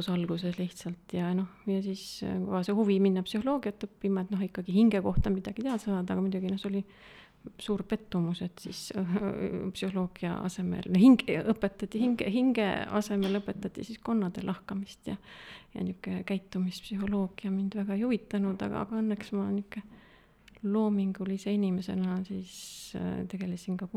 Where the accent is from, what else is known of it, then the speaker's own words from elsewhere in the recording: Tallinn, Harju County, Estonia; Tallinnast pärit ja äh,, ja ega kaugemale pole väga jõudnudki